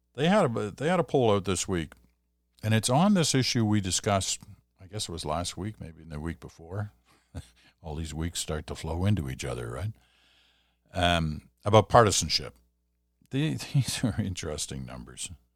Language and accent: English; Stratford, Ontario, Canada; I come from Stratford, Ontario